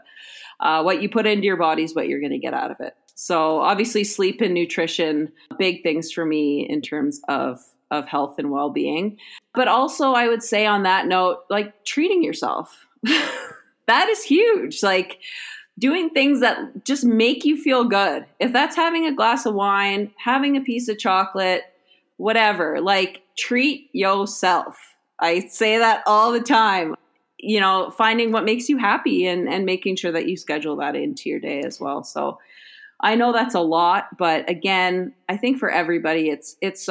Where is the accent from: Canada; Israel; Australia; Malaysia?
Canada